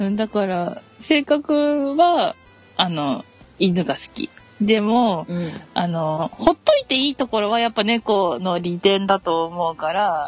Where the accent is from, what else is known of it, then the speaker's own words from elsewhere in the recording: Hokkaido, Japan; moved away as an adult; now in Kanagawa, Japan; 出身は北海道です